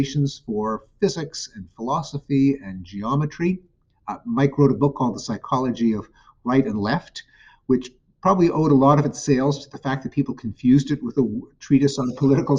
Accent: Montreal, Quebec, Canada; McGill University in Montreal, my hometown.

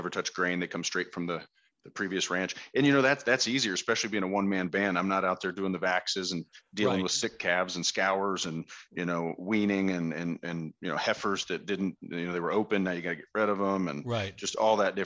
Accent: Westminster, Colorado, United States; also born or lived in Hawaii; now in Fort Collins, United States; we grew up down in the Westminster, North Glen area, just north of Denver

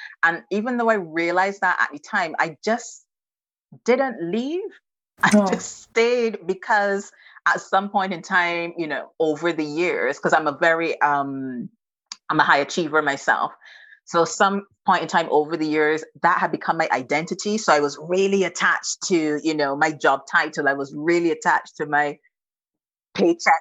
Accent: Barbados; moved away as an adult; now in United Kingdom; I'm not from the UK. I am Bajan to the bone. I'm 100% Bajan. So I'm from Barbados. And I came over to the UK when I was 21.

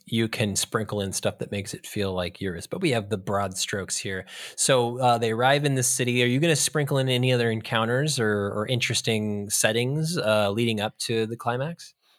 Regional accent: California, United States; we're from California

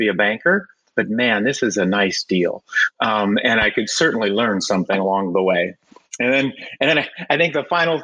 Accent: Central Valley, California, United States; I'm a native Californian, more specifically Central Valley

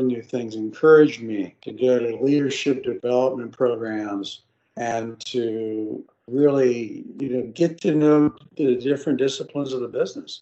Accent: Central Florida, United States; moved away as an adult; also born or lived in Arkansas; I grew up in Central Florida

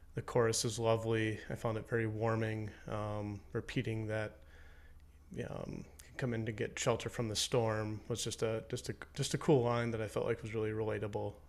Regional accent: Minnesota, United States; growing up in Minnesota

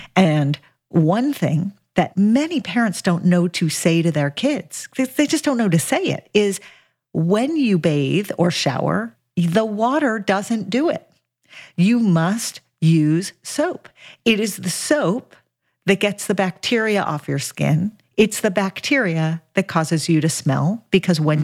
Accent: Los Angeles, California, United States; I grew up in Los Angeles

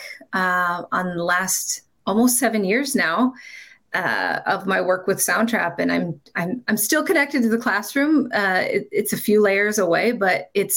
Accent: Iowa, United States; moved away as an adult; also born or lived in South Dakota; now in Minnesota, United States; I was born and bred in Iowa

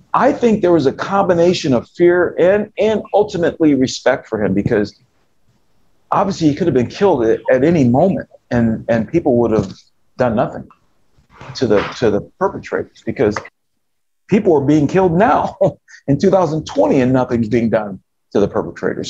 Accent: United States; as an American citizen

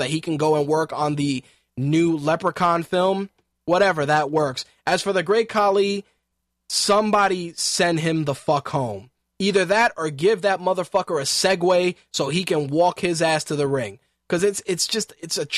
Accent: New York City, New York, United States; as a New Yorker

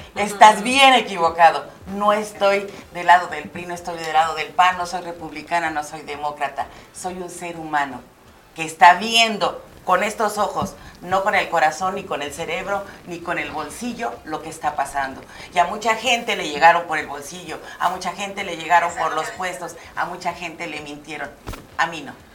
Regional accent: Mexico; Como mexicana

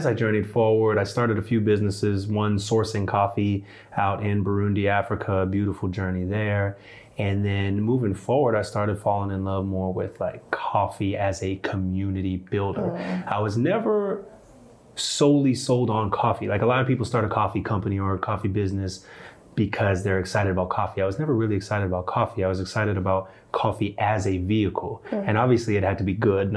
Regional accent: Canada; now in Durham, United States; And so I was born in Canada. And so Canadian by birth, American by choice

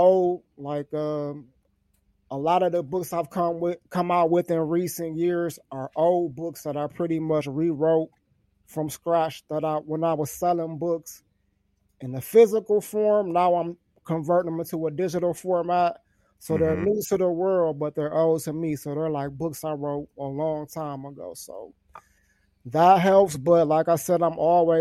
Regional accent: Detroit, Michigan, United States; I'm actually from Detroit, Michigan

